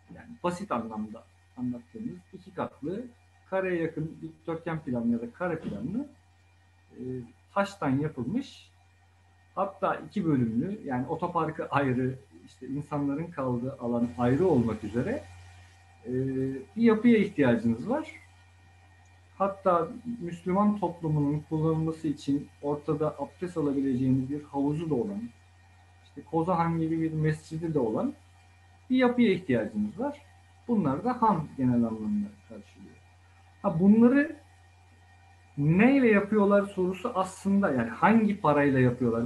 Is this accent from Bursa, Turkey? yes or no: yes; Bursa, Turkey; Çarşı içinde, şehir içinde doğma büyüme, Bursalıyım ben.